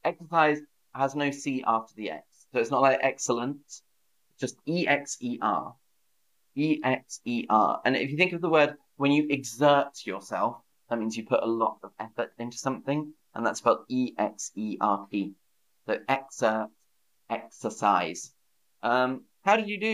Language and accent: English; United Kingdom; I'm British